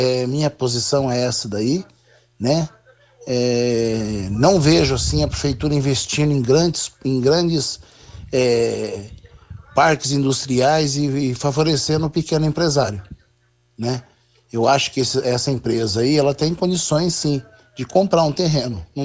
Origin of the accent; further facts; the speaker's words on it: Londrina, Paraná, Brazil; olha, eu sou nascido em Londrina, me criado em Londrina.